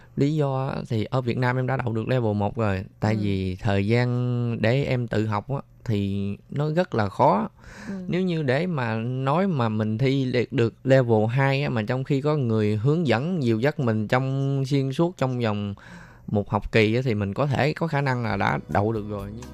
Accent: Mekong Delta, Vietnam; moved away as an adult; now in Taiwan; mình là một người miền tây mình từ ở dưới quê lên thành phố

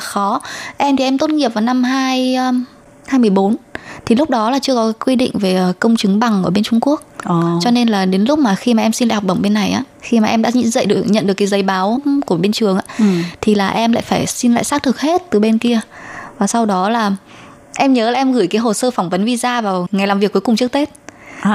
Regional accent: Vietnam; moved away as an adult; now in Taiwan; em không phải người Trung Quốc là người Việt Nam

